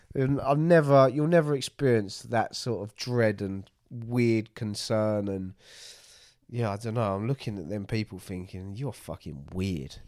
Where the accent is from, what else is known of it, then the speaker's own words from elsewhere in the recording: United Kingdom; near London